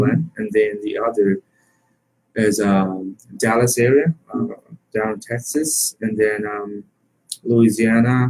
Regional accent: Myanmar; now in Indianapolis, United States; I'm from Burma

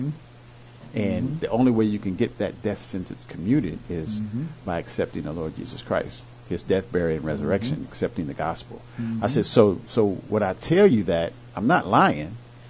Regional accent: Indianapolis, Indiana, United States; I was born in Indianapolis and grew up there.

